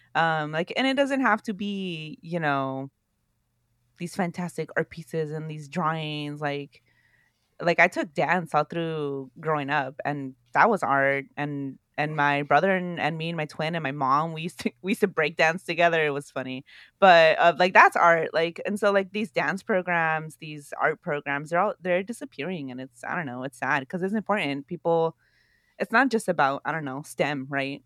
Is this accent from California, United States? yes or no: yes; Oakland, California, United States; growing up in Oakland, California